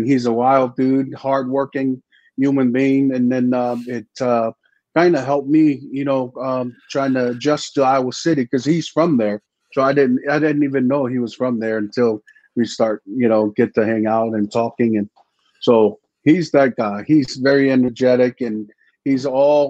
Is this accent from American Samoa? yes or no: yes; American Samoa; moved away as an adult; I came from American Samoa down in the Sub-Pacific